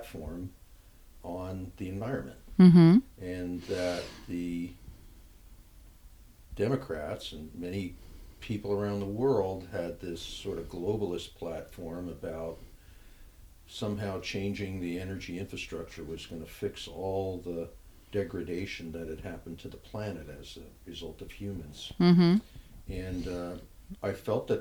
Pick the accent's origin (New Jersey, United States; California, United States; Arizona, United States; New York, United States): New Jersey, United States; now in Oregon, United States; I grew up in New Jersey